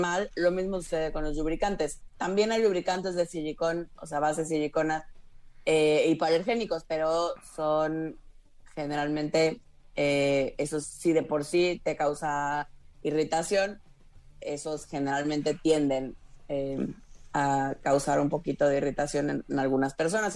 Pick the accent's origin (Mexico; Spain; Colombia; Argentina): Mexico; Tabasco; also born or lived in Mérida; now in Mexico City, Mexico; De Tabasco